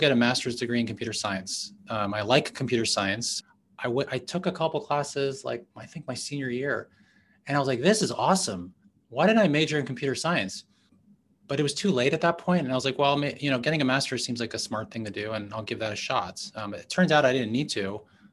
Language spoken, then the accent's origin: English; New York City, New York, United States; moved away; I grew up in New York City, in Manhattan, in the 80s